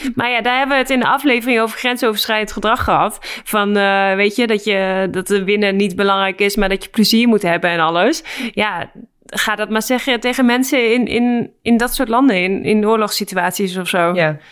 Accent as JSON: {"language": "Dutch", "country": "Netherlands", "also_born_or_lived": "Saint Petersburg, Russia", "moved": "as an adult"}